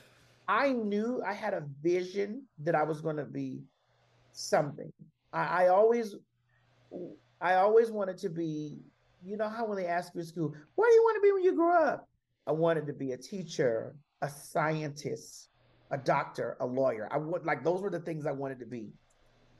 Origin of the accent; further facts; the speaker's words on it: Miami, Florida, United States; moved away; growing up in Miami